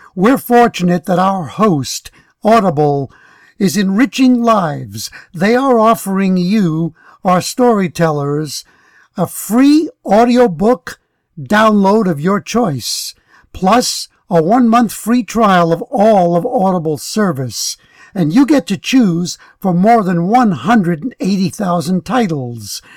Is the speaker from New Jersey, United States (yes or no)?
no; New York, United States; I grew up in New York, and I grew up there during the time that Malcolm X was alive